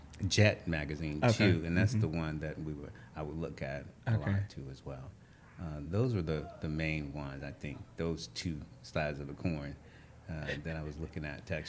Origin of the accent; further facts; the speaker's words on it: Toomsuba, Mississippi, United States; moved away as an adult; also born or lived in Louisiana; now in Los Angeles, United States; So I grew up in Mississippi. That's where I was born and actually went to school for most of my life.